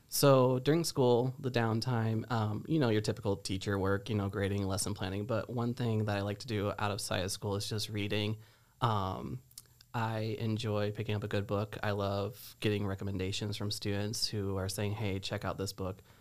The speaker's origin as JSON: {"language": "English", "town": "Geneseo", "region": "Illinois", "country": "United States", "tie": "born or raised there", "said": "I am originally from Geneseo"}